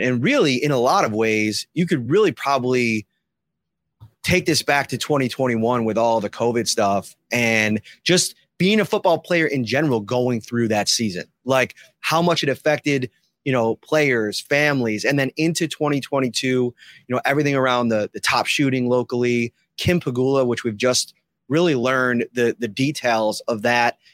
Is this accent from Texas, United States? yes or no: no; Buffalo, New York, United States; moved away as an adult; I grew up in Buffalo around this team, around this community